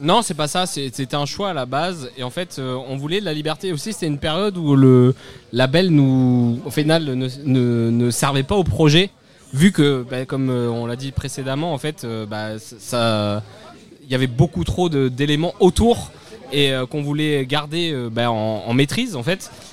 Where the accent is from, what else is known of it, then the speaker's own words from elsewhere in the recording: Cannes, Provence-Alpes-Côte d'Azur, France; je viens de Cannes